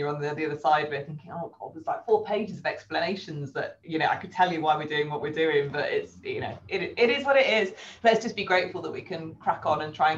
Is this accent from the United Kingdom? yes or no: yes; England, United Kingdom; we're English